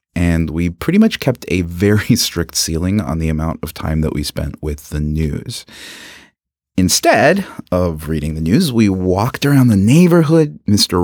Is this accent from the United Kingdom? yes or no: no; Philippines; now in Canada; I am an immigrant from the Philippines